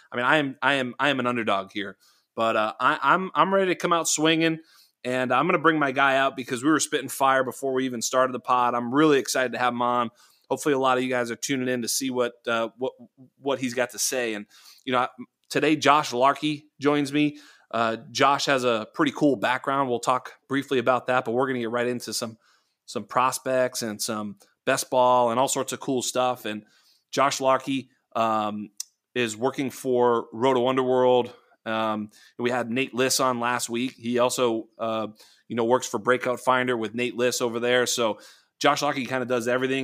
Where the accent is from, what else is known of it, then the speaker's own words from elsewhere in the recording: Boston, Massachusetts, United States; we were growing up and, eh, you know, in and around Boston